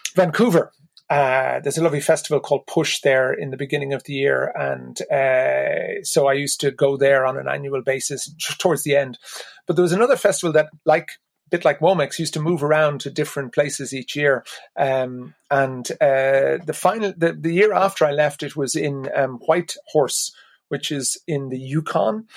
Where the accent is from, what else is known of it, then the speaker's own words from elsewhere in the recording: Ireland; being Irish meant an awful lot to me.